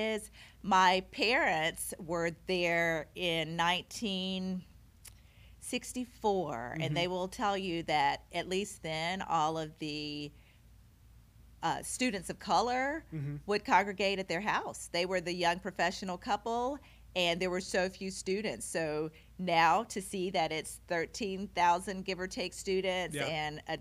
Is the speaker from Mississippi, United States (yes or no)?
yes; Oxford, Mississippi, United States; moved away as an adult; now in Carbondale, United States; I was born and raised in Oxford, Mississippi, which is a small college town